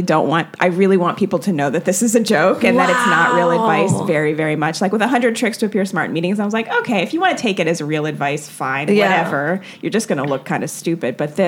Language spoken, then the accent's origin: English; Jamaica; Like I was working on this joke about being Jamaican and how everyone's always asking me to do the accent.